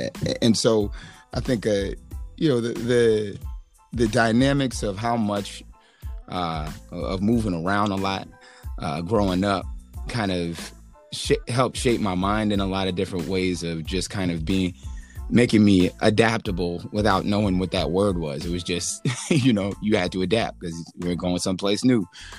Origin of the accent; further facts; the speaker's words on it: New York City, New York, United States; born there; They separated when I was two, and I was born in New York.